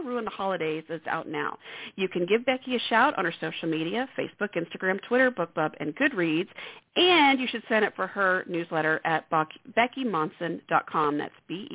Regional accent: Central Texas, United States; moved away; also born or lived in St. Louis / Dallas; being from Central Texas

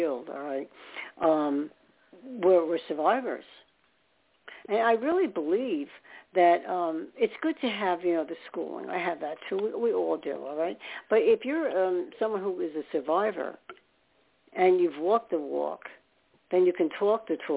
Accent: upstate New York, United States; also born or lived in Staten Island, New York; I was born there, and for one thing, not in the city, but upstate, and then lived in Staten Island. So I'm a New Yorker by at heart.

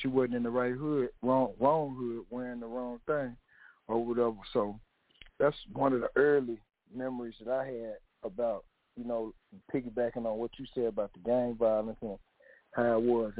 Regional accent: Little Rock, Arkansas, United States; I'm from Little Rock, banging in Little Rock

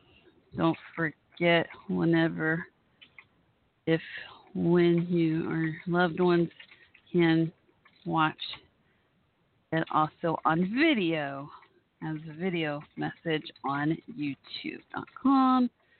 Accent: Dallas, Texas, United States; also born or lived in Fort Worth, Texas; Dallas-Fort Worth, I'm on the Fort Worth side. It's where I live. I grew up on the Dallas side

